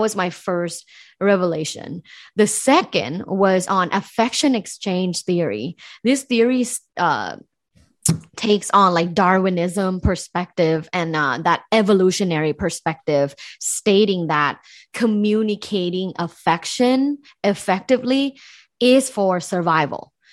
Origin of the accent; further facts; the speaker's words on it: Thailand; moved away; I'm originally from Thailand, so I grew up in Thailand